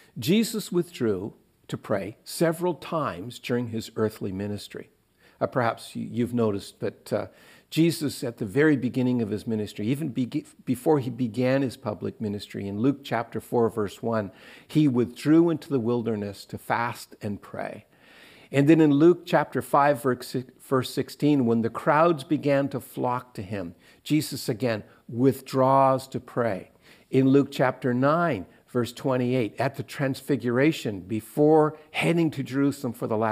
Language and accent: English; Eastern Canada, Canada; where I grew up in Eastern Canada, we only ate fish on Fridays.